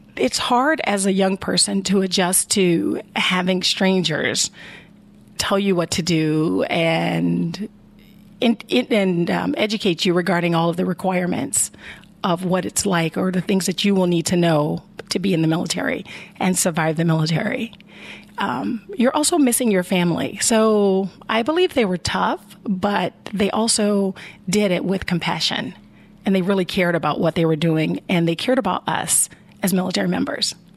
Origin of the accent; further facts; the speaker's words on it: Chicago, Illinois, United States; moved away as an adult; now in Columbus, United States; I grew up in the in Chicago, Illinois